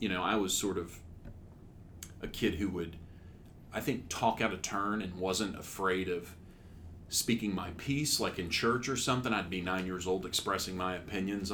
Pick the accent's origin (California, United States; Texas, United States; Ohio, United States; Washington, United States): Texas, United States; Humble; also born or lived in Houston, Texas; I was born in Houston, Texas. I grew up in Humble, Texas, which is north of Houston, about 20 miles